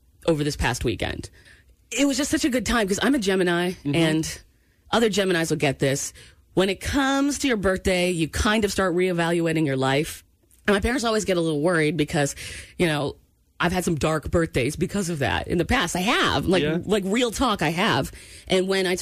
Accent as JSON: {"language": "English", "region": "Maine", "country": "United States", "tie": "born or raised there", "said": "I grew up in Maine, and lobster boils were a thing"}